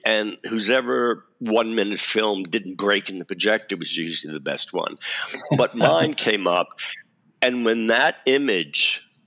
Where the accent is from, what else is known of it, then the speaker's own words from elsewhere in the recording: New York City, New York, United States; also born or lived in Brooklyn; I did grow up in Staten Island